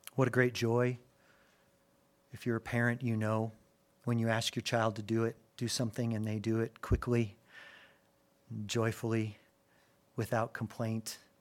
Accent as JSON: {"language": "English", "town": "Albuquerque", "region": "New Mexico", "country": "United States", "tie": "born or raised there", "also_born_or_lived": "Gary, Indiana", "said": "my dad for whatever reason, was led to move our family when I was a newborn from Gary, Indiana, right outside Chicago to Albuquerque, New Mexico."}